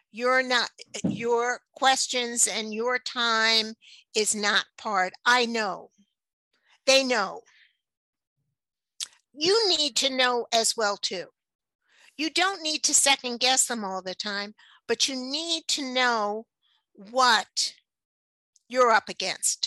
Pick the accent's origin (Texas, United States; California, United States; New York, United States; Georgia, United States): New York, United States; New York City; moved away; I grew up in New York City